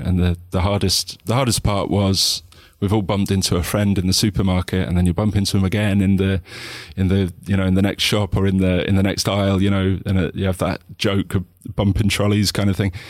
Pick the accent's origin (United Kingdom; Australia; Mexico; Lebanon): United Kingdom; also born or lived in islands of Scotland; as British people